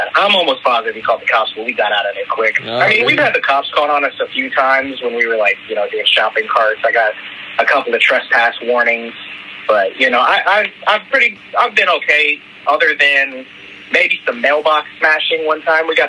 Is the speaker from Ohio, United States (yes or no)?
yes; Fairborn, Ohio, United States; I'm from Ohio. It's a little city outside of Dayton. Fairborn.